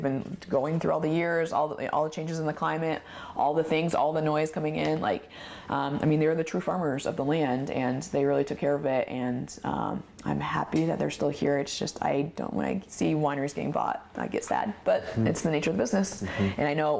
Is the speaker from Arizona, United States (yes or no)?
no; Oregon, United States; I love that when we would say we're from Oregon, people are like, the French would be like, oh my gosh, you're from Oregon?